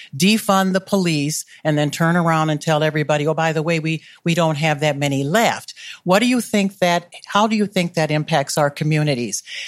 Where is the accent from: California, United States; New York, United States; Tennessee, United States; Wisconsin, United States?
Wisconsin, United States; Milwaukee; moved away as an adult; also born or lived in North Minneapolis; now in Minneapolis, United States; I grew up in Milwaukee